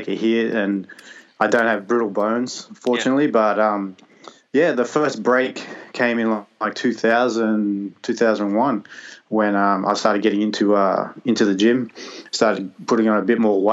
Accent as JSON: {"language": "English", "town": "Madrid", "region": "Community of Madrid", "country": "Spain", "tie": "born or raised there", "said": "I'm from Madrid. I was born in Madrid"}